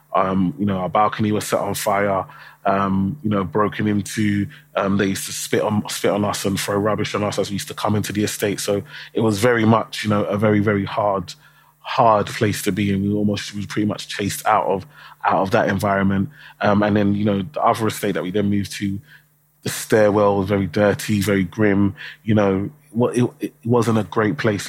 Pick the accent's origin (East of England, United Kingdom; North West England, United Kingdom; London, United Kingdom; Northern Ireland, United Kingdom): London, United Kingdom; I, I grew up in um, Tower Hamlets in East London